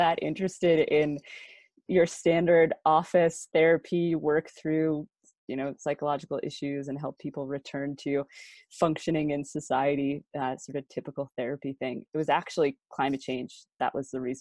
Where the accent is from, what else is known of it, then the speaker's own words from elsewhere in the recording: United States; being an American